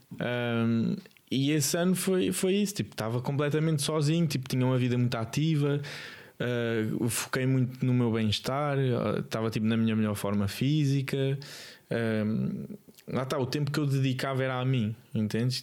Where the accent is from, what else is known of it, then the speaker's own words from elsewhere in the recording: Lisbon, Portugal; also born or lived in Alentejo; sou de Lisboa, nasci em Lisboa